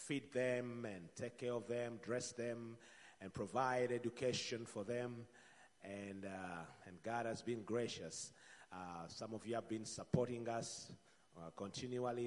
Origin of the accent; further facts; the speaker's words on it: Uganda; I come from Uganda